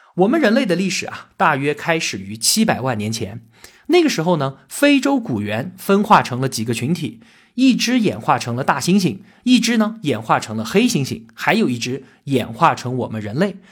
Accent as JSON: {"language": "Chinese", "country": "China", "said": "我们中国人呢，就是北京周口店员人和云南元谋人的后裔"}